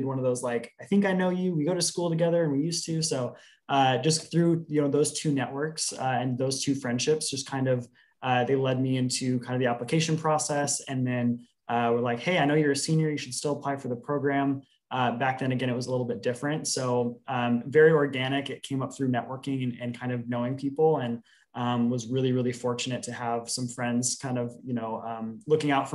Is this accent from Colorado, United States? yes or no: no; Portland, Oregon, United States; Portland native, born and raised, didn't really stray too far from home geographically.